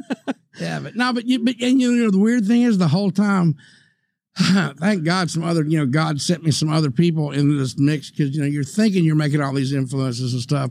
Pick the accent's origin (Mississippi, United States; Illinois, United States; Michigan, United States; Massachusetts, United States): Mississippi, United States; moved away; here I am from Mississippi.